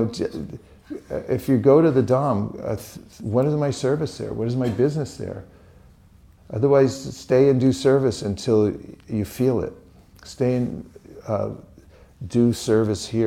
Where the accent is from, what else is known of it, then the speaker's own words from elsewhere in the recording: California, United States; I'm from California